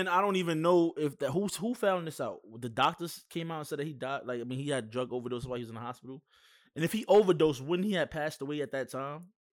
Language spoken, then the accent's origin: English; New York City, New York, United States; I'm from Brooklyn